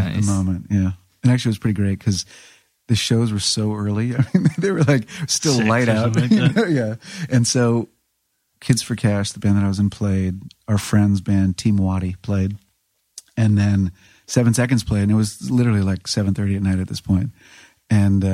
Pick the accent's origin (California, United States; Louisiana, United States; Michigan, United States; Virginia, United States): Virginia, United States; Burke; I grew up in Burke, Virginia